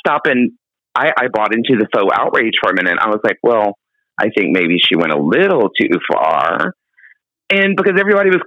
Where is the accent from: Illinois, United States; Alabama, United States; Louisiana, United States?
Louisiana, United States; Baker; moved away; I am from a small town called Baker, Louisiana